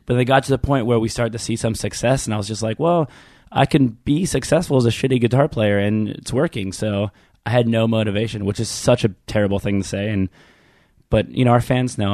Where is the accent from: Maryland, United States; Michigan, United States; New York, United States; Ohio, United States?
Maryland, United States; Baltimore suburbs; I grew up in one of those neighborhoods